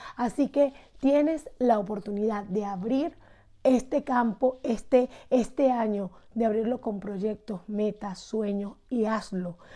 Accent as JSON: {"language": "Spanish", "town": "Barquisimeto", "region": "Lara", "country": "Venezuela", "said": "de Barquisimeto, Estado Lara"}